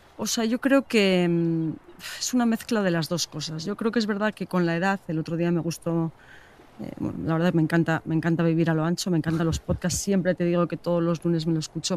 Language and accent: Spanish; Getxo, Basque Country, Spain; Me apetece enseñarte mi tierra. Pasamos por Guecho